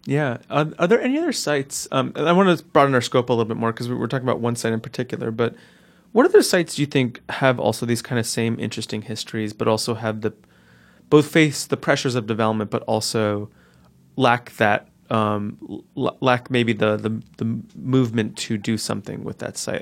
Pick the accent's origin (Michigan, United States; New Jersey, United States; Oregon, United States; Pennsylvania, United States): New Jersey, United States; Newark; I grew up in North Newark where the houses were similarly sized